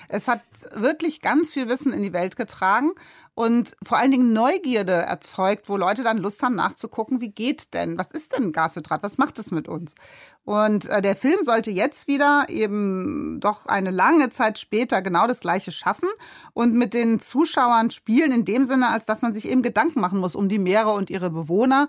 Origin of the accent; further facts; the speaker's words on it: Darmstadt, Hesse, Germany; moved away as an adult; also born or lived in Hamburg; Darmstadt aufgewachsen. Aber man äh, sollte sich nicht äh, darüber mokieren, da wir Hesse kommen überall hin